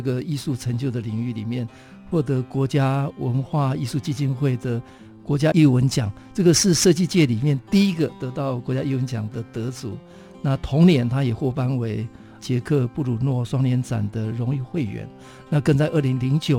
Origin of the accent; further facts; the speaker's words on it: Taitung County, Taiwan; 因为我是台东人，